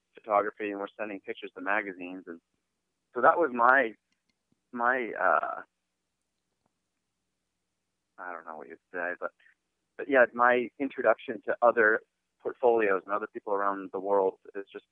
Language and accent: English; East Coast, United States; moved away; also born or lived in New York / Boston; I grew up on the East Coast in New York and Boston